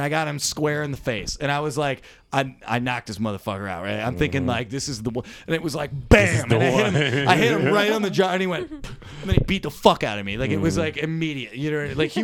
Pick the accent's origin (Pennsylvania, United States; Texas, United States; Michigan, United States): Michigan, United States; Dearborn; I'm from Dearborn